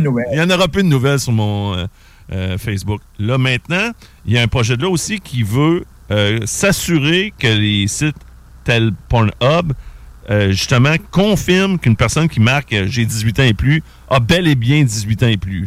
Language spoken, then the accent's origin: French; Quebec City, Quebec, Canada; je venais de Québec